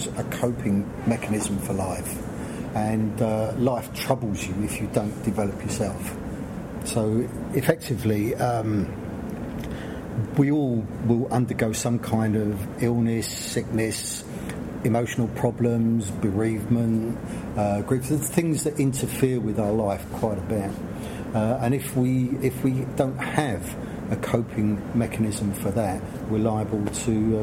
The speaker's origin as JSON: {"language": "English", "region": "London", "country": "United Kingdom", "tie": "born or raised there", "said": "I grew up on a South London council estate"}